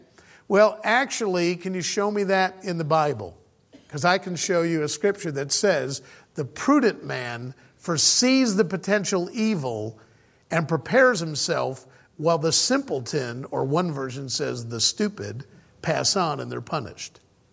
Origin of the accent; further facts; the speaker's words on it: United States; moved away as an adult; I was originally born and raised in the States